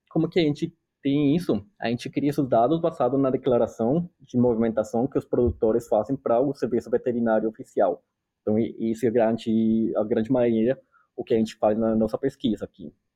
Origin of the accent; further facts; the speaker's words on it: Colombia; Portuguese is a second language; moved away as an adult; also born or lived in São Paulo, Brazil; now in North Carolina, United States; eu sou colombiano, eu sou médico veterinário na Colômbia